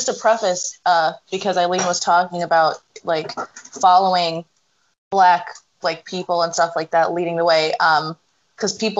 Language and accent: English; Scranton, Pennsylvania, United States; born and raised in Scranton